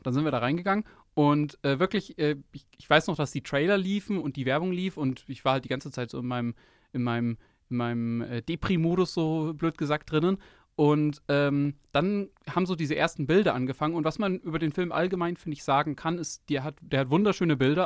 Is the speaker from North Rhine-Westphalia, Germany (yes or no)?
no; near Munich, Bavaria, Germany; ich bin aus der Nähe München dort, durch unsere, durch die Schule praktisch gelaufen